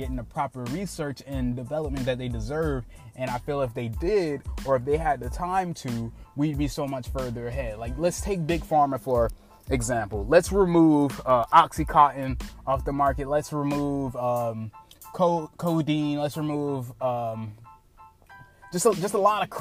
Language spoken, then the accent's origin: English; United States; I am an American citizen